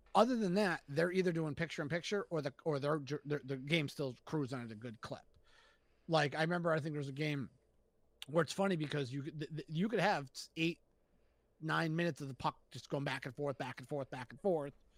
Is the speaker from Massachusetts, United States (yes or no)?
yes; Springfield, Massachusetts, United States; Growing up in Springfield